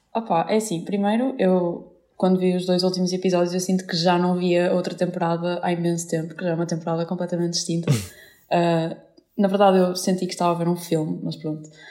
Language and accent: Portuguese; Vila Nova de Gaia, Norte, Portugal; eu também sou de Gaia